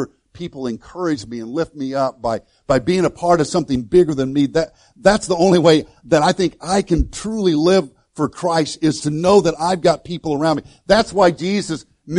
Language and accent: English; Illinois, United States; moved away as an adult; I grew up in Illinois